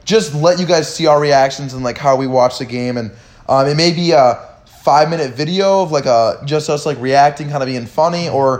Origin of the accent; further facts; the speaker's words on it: Michigan, United States; I'm from Michigan.